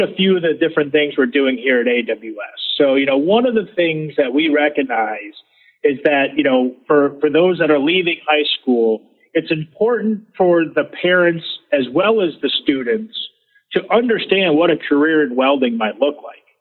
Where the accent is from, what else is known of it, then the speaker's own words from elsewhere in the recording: Michigan, United States; I grew up in Michigan